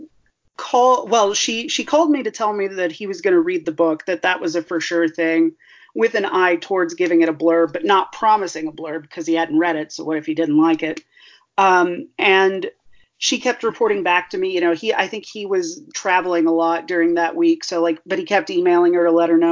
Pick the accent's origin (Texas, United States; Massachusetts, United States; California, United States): Texas, United States; Arlington; moved away as an adult; also born or lived in Iowa; now in Alabama, United States; I grew up in Arlington, Texas.